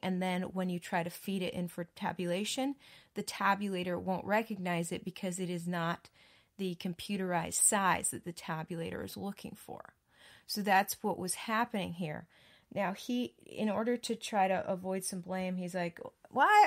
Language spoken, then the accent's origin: English; Wisconsin, United States; now in Texas, United States; I grew up in Wisconsin